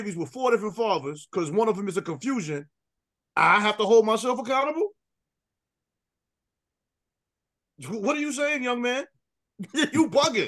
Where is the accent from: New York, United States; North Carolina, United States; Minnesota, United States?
New York, United States; I grew up in New York playing Little League baseball